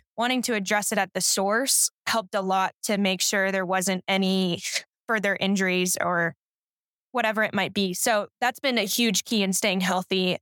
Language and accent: English; Colorado, United States; also born or lived in California; I've lived in Colorado now for half of my life, I was born and raised in California and then moved to Colorado thirteen years ago, and so it's definitely home now